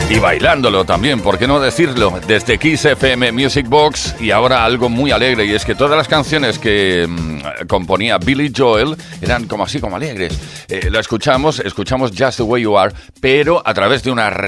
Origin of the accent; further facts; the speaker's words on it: Campillo de Altobuey, Castilla-La Mancha, Spain; Hola Tony Pérez … soy de Campillo de Alto Buey, Cuenca.